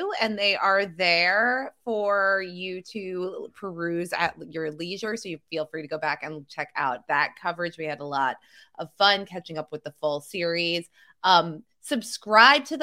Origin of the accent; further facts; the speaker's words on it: New Jersey, United States; I'm from New Jersey